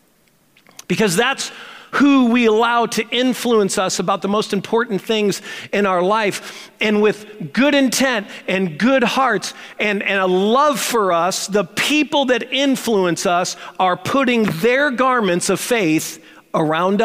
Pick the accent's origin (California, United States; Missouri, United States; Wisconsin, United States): Missouri, United States; St. Louis; I grew up in St. Louis with a guy that ended up becoming my best friend